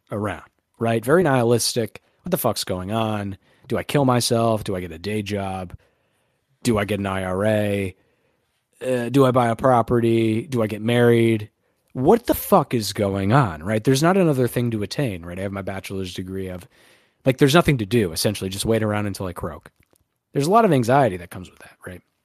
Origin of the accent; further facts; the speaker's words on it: New York, United States; we're both from New York